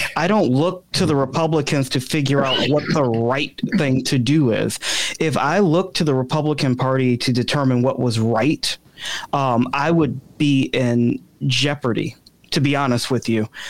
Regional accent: Chicago, Illinois, United States; now in DuPage County, United States; I'm not a lifelong DuPage resident. I'm originally from the South Side of Chicago

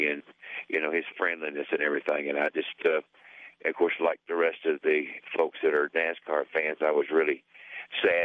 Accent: Southeast, United States; I'm from the Southeast, you know. I come from the cradle of what we used to call stock car racing

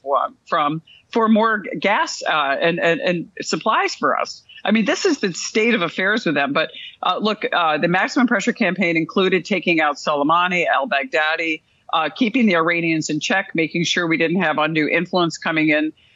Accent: Rome, New York, United States; I am from Rome, New York, which is where the Air Force Research Lab Directorate is

